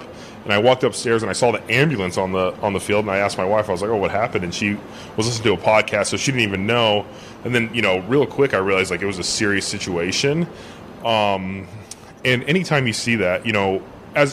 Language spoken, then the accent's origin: English; Long Beach, California, United States; moved away; my hometown back in Long Beach, California